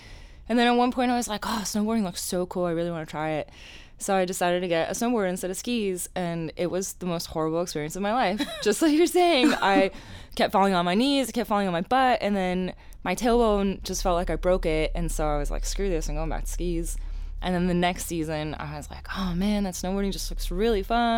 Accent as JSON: {"language": "English", "region": "Pennsylvania", "country": "United States", "tie": "born or raised there", "said": "So I grew up in Pennsylvania in the Poconos."}